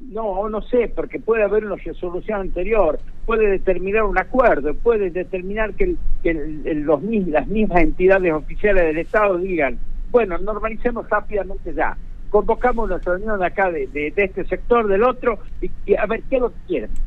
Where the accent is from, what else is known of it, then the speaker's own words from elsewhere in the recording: Villa Cubas, Catamarca, Argentina; yo soy de, Villacuba, nací y me crié en Villacuba